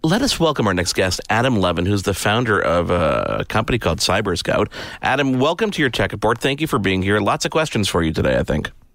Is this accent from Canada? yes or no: yes; Canada; I'm I'm a Canadian.